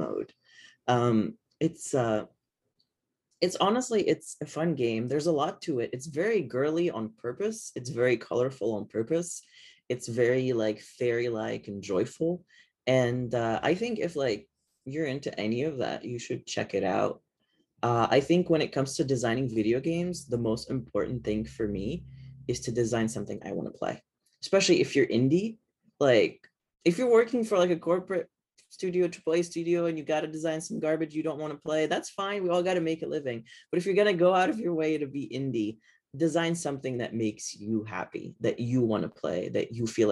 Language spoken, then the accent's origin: English; Lebanon; moved away; I come from Lebanon, which is technically a third world country.